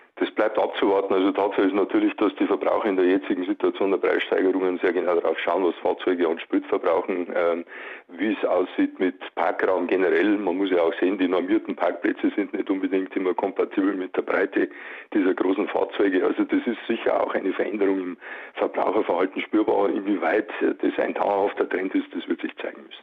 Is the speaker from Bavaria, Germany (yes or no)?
yes; Bavaria, Germany; wir sind in Bayern